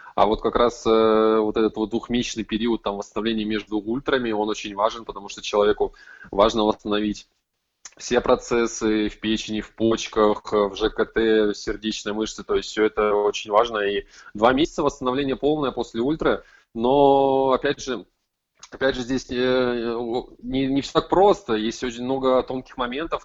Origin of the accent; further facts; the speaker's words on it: Krasnoyarsk, Krasnoyarsk Krai, Russia; я из Красноярска, из Сибири